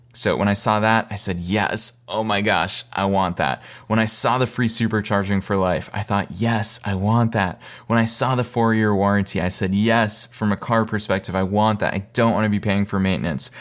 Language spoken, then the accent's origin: English; Boston, Massachusetts, United States; moved away as an adult; also born or lived in East Coast; now in Los Angeles, United States; I'm originally from Boston.